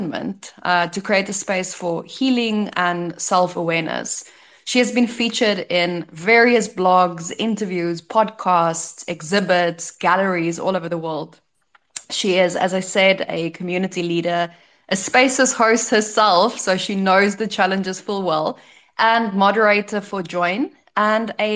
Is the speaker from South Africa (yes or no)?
yes; South Africa; now in Croatia; as a South African who just came from visiting home during summer